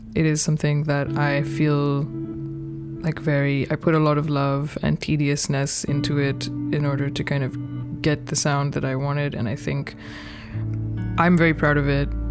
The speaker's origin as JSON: {"language": "English", "country": "Pakistan", "moved": "as an adult", "lives_now": "Brooklyn, United States", "said": "I am originally from Pakistan, based in Brooklyn, New York for the last 18 years."}